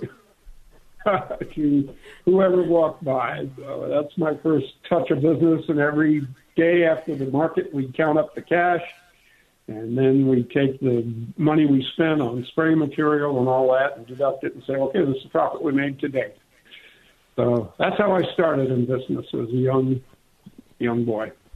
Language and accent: English; Clarkston, Michigan, United States; moved away as an adult; also born or lived in England; now in Long Beach, United States; I grew up in Michigan, in a little town called Clarkston, Michigan.